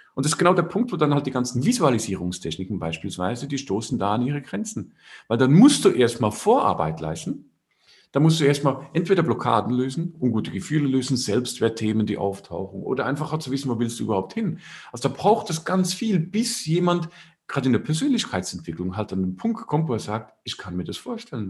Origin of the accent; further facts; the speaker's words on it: Switzerland; Bei uns in der Schweiz